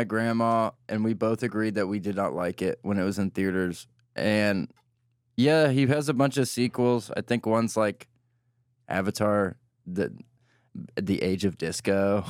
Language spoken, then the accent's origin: English; Forsyth County, Georgia, United States; moved away; I'm from Forsyth.